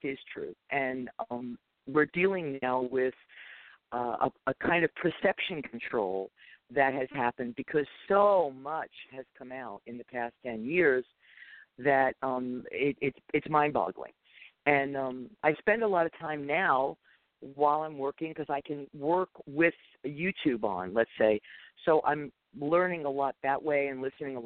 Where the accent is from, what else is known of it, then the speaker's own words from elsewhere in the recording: New York City, New York, United States; I was born in Brooklyn, New York